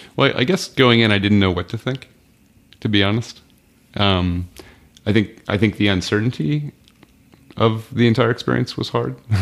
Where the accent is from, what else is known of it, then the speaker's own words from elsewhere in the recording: United States; also born or lived in Malawi; I'm an American